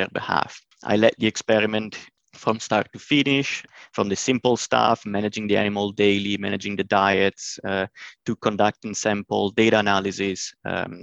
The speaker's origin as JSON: {"language": "English", "region": "northern Italy", "country": "Italy", "also_born_or_lived": "Illinois, United States", "moved": "as an adult", "lives_now": "United States", "said": "I'm originally from Northern Italy, but I came in the US around 2014 to undergo my PhD studies at University of Illinois"}